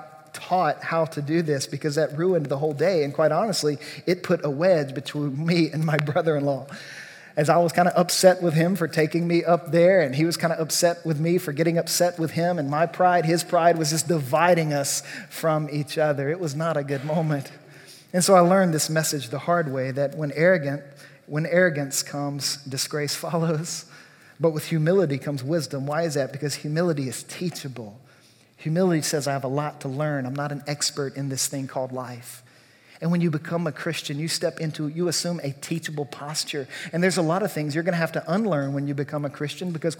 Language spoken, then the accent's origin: English; Louisiana, United States; I grew up in Louisiana.